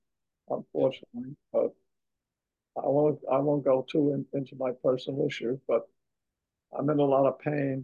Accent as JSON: {"language": "English", "town": "Woodside", "region": "New York", "country": "United States", "said": "But I just want to also add that I'm from Woodside, Queens, so I'm very close to this."}